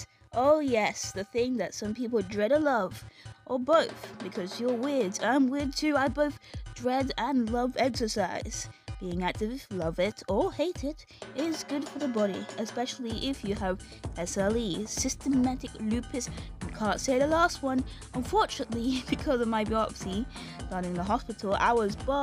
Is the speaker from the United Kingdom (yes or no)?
yes; United Kingdom; I'm British